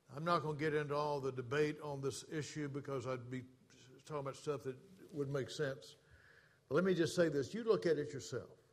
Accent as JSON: {"language": "English", "region": "the South", "country": "United States", "tie": "born or raised there", "moved": "as an adult", "said": "I was born and raised in the South."}